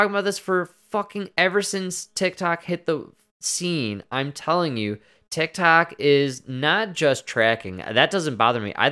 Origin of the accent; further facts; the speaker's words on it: Chicago, Illinois, United States; We're so from Chicago, which is I'm sure it's Wachowski, but in Chicago, they would definitely be called the Wachowski brothers.